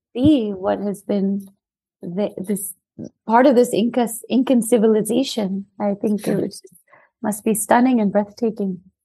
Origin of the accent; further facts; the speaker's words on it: New York City, New York, United States; I'm South Asian and I was born and raised in New York